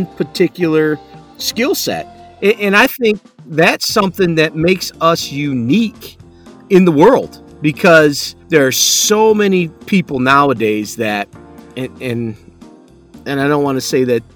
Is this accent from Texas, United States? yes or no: no; Michigan, United States; we're from the Midwest, so we don't, you know, we don't live that California lifestyle.